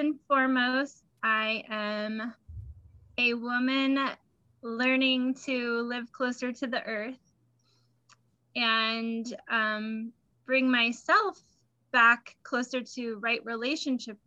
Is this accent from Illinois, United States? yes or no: yes; Illinois, United States; I grew up in Illinois and I used to spend the summers in Michigan.